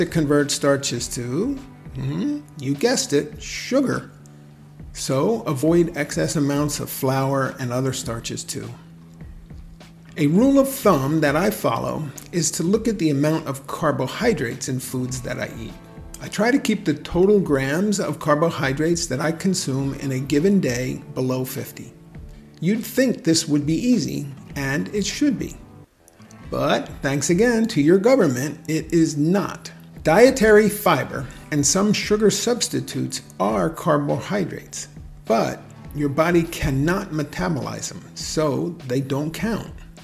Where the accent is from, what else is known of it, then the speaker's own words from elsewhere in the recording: New Jersey, United States; my home state of New Jersey